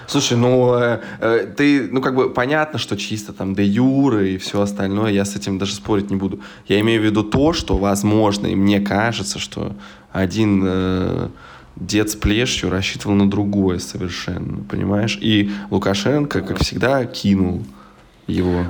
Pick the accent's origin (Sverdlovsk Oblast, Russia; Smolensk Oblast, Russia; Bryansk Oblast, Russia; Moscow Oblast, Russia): Smolensk Oblast, Russia; Smolensk; now in Berlin, Germany; в свой Смоленск не приеду